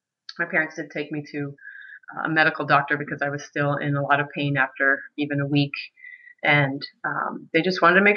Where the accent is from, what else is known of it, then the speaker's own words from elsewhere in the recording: Medfield, Massachusetts, United States; now in Maine, United States; I grew up in Medfield, Massachusetts. That's a small town south of Boston.